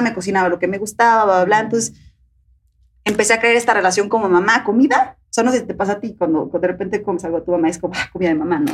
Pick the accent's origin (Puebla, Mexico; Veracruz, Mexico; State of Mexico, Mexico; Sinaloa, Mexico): Puebla, Mexico; moved away; soy de Puebla, viven allá todavía ellas